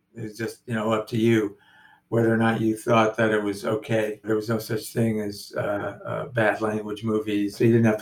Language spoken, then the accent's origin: English; Los Angeles, California, United States; I am born and raised in Los Angeles